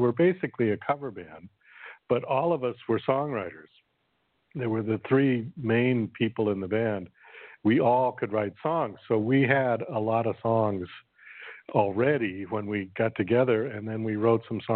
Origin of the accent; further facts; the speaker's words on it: Boston, Massachusetts, United States; moved away as an adult; also born or lived in New York City; I'm originally from Boston, Massachusetts, and I moved to New York City